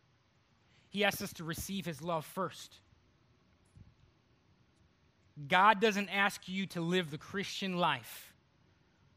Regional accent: Cleveland, Ohio, United States; moved away as an adult; also born or lived in Texas; now in North Carolina, United States; I'm from Cleveland, Ohio.

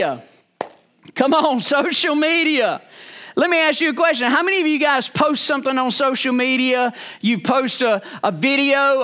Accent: Rocky Mount, North Carolina, United States; I was born and raised in Rocky Mount, North Carolina

